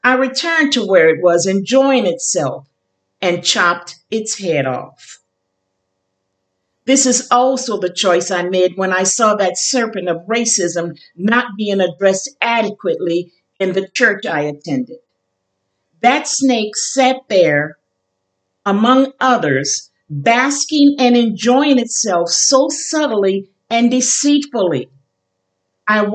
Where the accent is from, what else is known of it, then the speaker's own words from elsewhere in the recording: New Orleans, Louisiana, United States; also born or lived in Chicago / Kenner, Louisiana; I was born in Chicago, raised in New Orleans, and spent my entire life as a wife and mother between New Orleans and Kenner, Louisiana